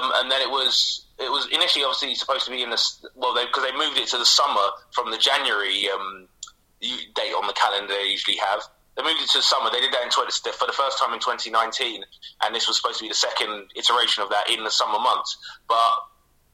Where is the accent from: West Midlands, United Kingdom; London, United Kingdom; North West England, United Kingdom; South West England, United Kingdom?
London, United Kingdom; moved away as an adult; now in South Norwood, London, United Kingdom; I grew up in Camden, obviously, so I was fairly close to Arsenal.